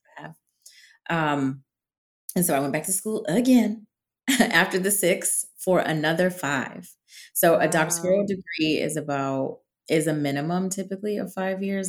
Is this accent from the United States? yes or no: yes; New England, United States; now in Washington, DC, United States; I'm from New England.